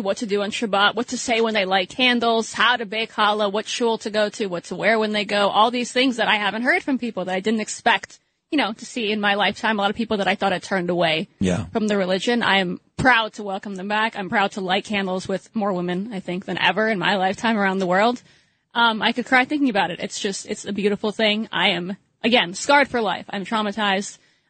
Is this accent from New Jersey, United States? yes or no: no; New York City, New York, United States; now in Florida, United States; growing up in New York City